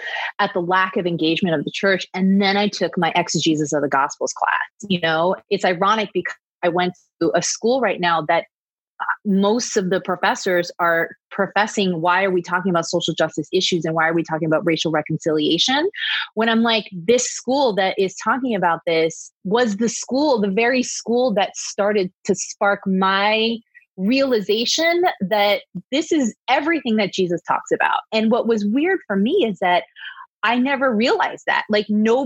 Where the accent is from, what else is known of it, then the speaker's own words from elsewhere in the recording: East Coast, United States; moved away as an adult; now in Los Angeles, United States; Growing up in the East Coast, I didn't come until after the riots were done, when I came back here to LA for college